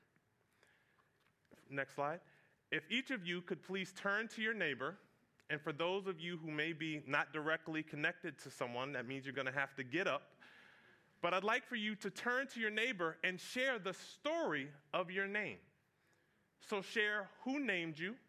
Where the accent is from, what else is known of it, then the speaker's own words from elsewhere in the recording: Fredericksburg, Virginia, United States; moved away; I grew up in Fredericksburg, Virginia